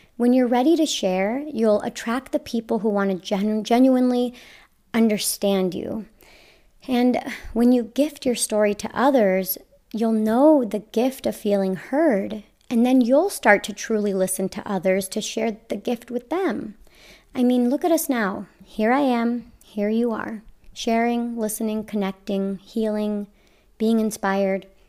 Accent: Las Vegas, Nevada, United States; I grew up in Las Vegas

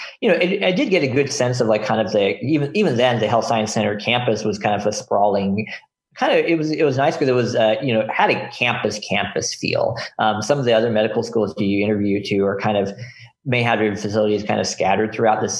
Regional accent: Houston, Texas, United States; moved away; also born or lived in Detroit suburbs, Michigan; I basically grew up there from like kindergarten through high school

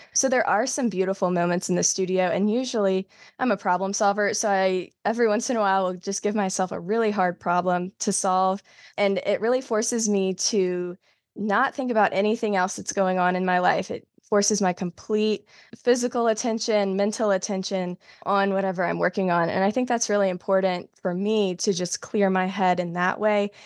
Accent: South Carolina, United States; now in North Carolina, United States; I'm originally from South Carolina, but I live in North Carolina now

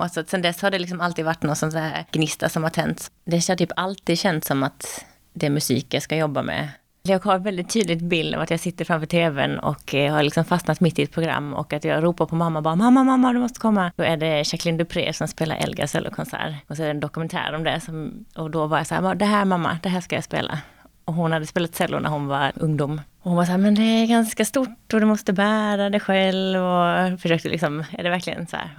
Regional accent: Karlshamn, Blekinge, Sweden; moved away

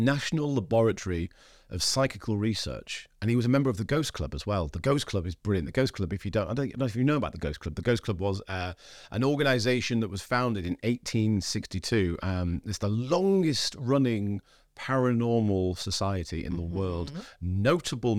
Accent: Scarborough, Yorkshire and the Humber, United Kingdom; I was born in Scarborough, which is a little seaside town.

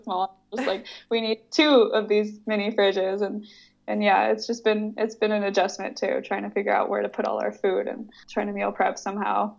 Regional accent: California, United States; moved away as an adult; now in Nuremberg, Germany; I'm from California

